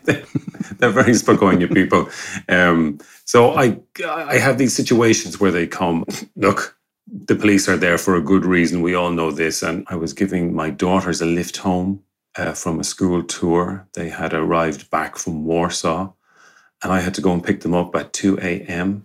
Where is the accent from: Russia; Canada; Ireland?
Ireland; Galway, Connacht; moved away as an adult; now in Gliwice, Poland; I'm an Irishman, I'm from Galway and uh, in the west of Ireland.